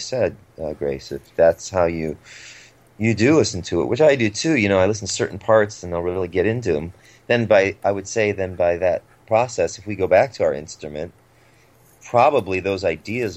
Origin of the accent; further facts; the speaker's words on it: Cleveland, Ohio, United States; now in Los Angeles, United States; I grew up in Cleveland